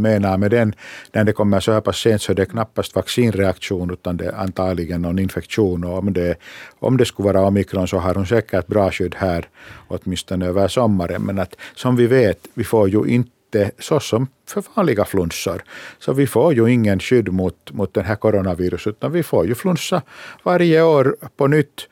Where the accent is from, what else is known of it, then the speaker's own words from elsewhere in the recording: Finland; vi i Finland